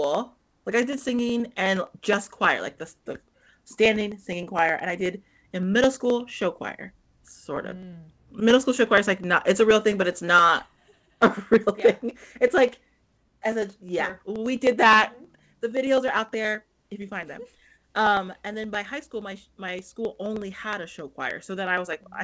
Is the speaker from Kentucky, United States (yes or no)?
no; Long Beach, California, United States; now in Burbank, United States; I grew up near Long Beach